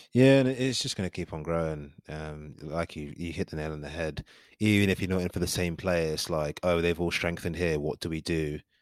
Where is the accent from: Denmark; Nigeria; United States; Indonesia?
Nigeria; I'm Nigerian